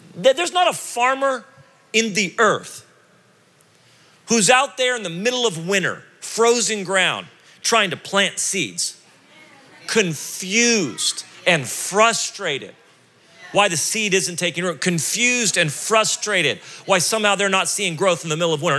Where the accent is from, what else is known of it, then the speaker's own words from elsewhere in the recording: United States; as an American